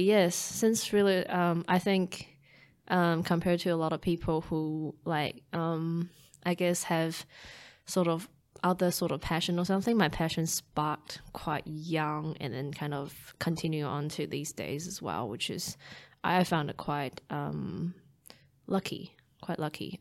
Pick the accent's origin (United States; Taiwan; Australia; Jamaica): Taiwan; Taipei; now in New Zealand; growing up in Taiwan, being a city girl, well, um, Taipei